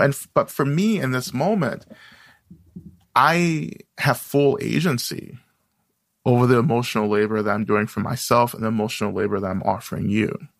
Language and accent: English; North Georgia, United States; now in Boston, United States; I grew up in the South, in North Georgia